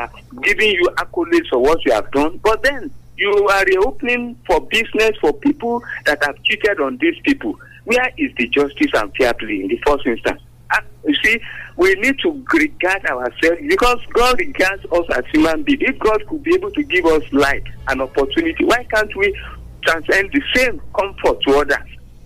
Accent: Abeokuta, Ogun State, Nigeria; from Abel Kuta.

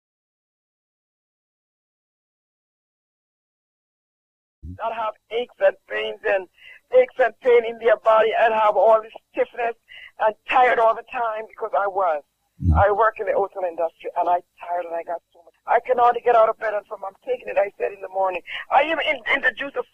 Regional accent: Jamaica; I'm from Jamaica.

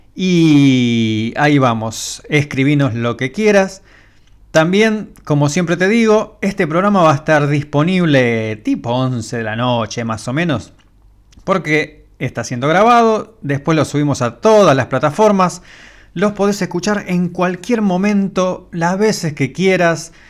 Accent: Argentina

